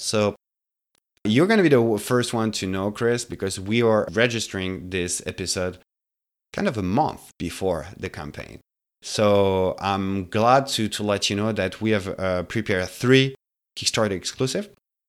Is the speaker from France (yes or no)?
yes; France; moved away as an adult; now in Montreal, Canada; Gary and I, we've been living in the city for more than 10 years now. We come from France before. So Montreal has been, the city we decided to stay here to establish.